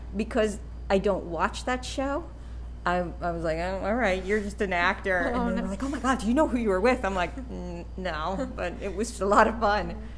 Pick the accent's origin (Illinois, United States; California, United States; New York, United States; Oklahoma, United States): New York, United States; accent: New York; I was from New York